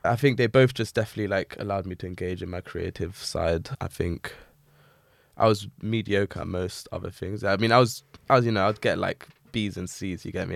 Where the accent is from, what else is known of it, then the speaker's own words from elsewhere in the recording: London, United Kingdom; I'm a painter from Southeast London, born and raised in Peckham